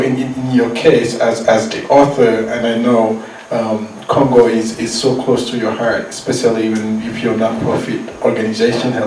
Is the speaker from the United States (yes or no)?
no; Senegal; moved away; as a young kid growing up in Senegal